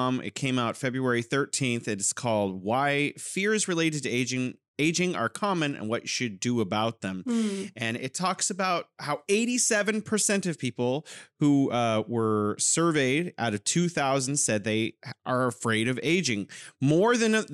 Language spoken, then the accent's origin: English; California, United States; now in Wuhan, China; I'm originally from California, but now living in beautiful Wuhan, China